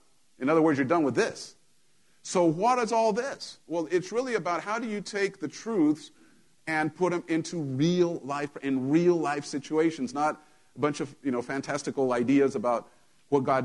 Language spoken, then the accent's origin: English; United States; I'm an American